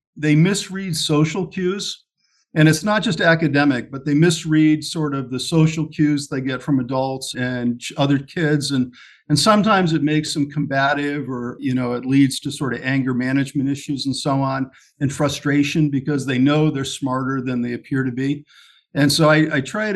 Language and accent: English; Ashford, Connecticut, United States; So I grew up in Ashford, Connecticut, which is in northeastern Connecticut, just outside of Storrs and the University of Connecticut